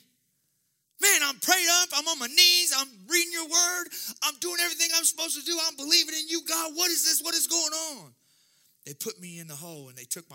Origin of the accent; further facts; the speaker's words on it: Jefferson City, Missouri, United States; I'm from Jeff City